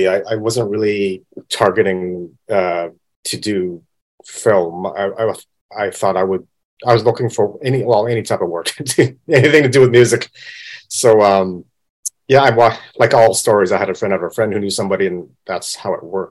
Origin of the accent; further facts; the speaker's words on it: Vancouver, British Columbia, Canada; moved away as an adult; now in Hong Kong; I'm born in Hong Kong, but I grew up in Vancouver, Canada. So I'm from Vancouver.